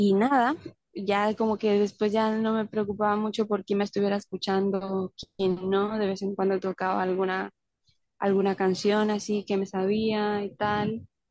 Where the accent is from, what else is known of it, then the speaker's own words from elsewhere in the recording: Panama; also born or lived in Colombia; now in Mexico; soy de Colombia, crecí en Panamá